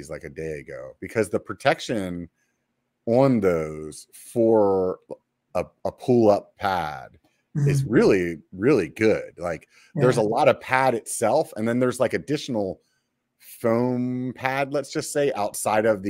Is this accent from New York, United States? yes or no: no; York, Pennsylvania, United States; York, like the peppermint patty